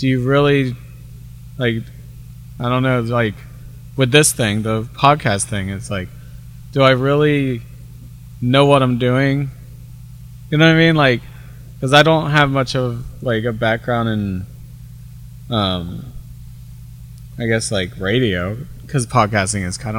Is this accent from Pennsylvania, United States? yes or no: no; DeLand, Florida, United States; I grew up in DeLand